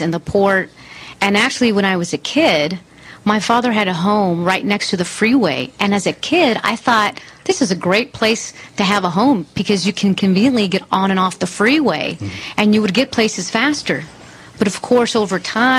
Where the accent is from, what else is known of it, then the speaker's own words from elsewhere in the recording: Los Angeles, California, United States; I grew up in the Carson Harbor Gateway area, not too far from Compton and Watts, where I represent now